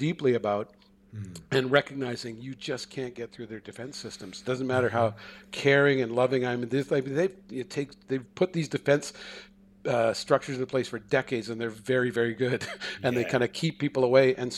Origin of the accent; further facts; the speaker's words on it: Canada; also born or lived in Seattle; I'm a Canadian